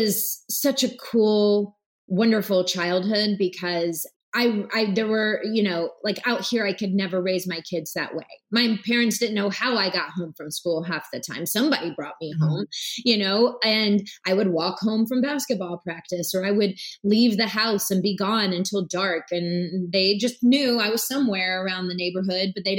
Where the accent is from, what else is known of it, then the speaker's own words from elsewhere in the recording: Blackshear, Georgia, United States; I was born in Blackshear, Georgia. And it's a really small town about 40 minutes north of the Florida line. Real, real, real country, real south. Everybody knows everyone.